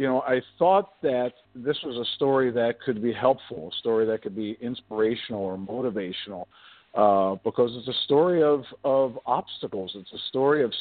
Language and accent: English; Philadelphia, Pennsylvania, United States; I grew up in the projects of South Philadelphia